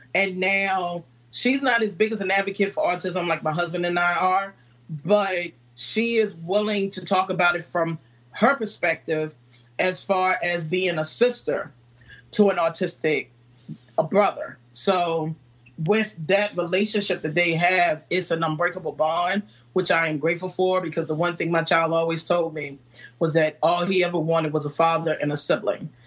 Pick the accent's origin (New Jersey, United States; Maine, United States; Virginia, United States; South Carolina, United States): Virginia, United States; Farmville; now in Newport News, United States; I'm originally from Farmville, Virginia, and Farmville, Virginia is a small town